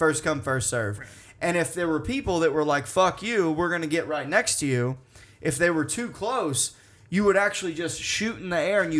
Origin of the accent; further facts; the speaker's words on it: Arkansas, United States; moved away; from my home state, Arkansas.